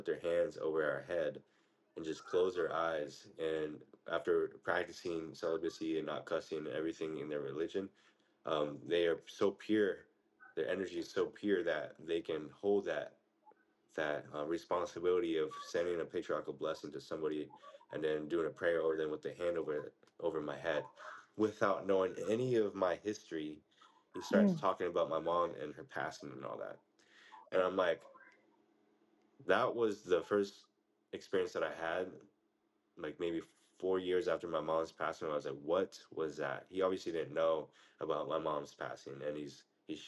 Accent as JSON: {"language": "English", "country": "United States", "tie": "born or raised there", "said": "as we grew up in the United States"}